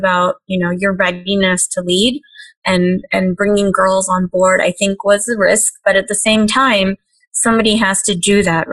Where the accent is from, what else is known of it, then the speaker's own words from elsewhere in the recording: Hyderabad, Telangana, India; now in United States; when I was growing up in Hyderabad